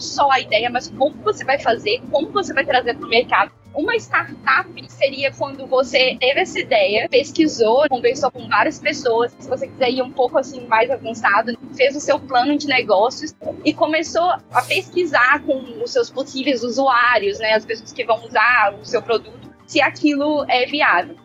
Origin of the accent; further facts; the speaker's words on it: Belo Horizonte, Minas Gerais, Brazil; moved away as an adult; now in London, United Kingdom; sou de Belo Horizonte, nunca tinha saído do Brasil antes do Ciência Sem Fronteiras